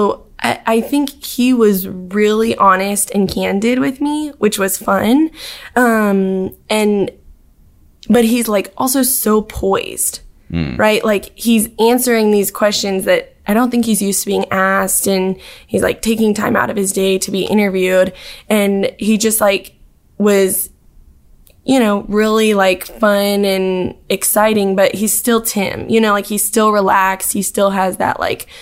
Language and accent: English; Dallas, Texas, United States; moved away as an adult; now in Auburn, United States; I'm from Dallas originally